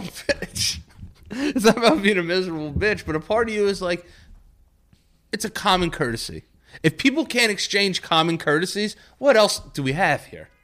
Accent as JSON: {"language": "English", "region": "New York", "country": "United States", "said": "people from New York"}